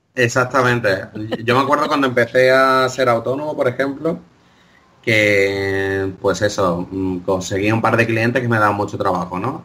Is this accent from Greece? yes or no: yes; Greece; yo tiro para mi tierra, en, Grecia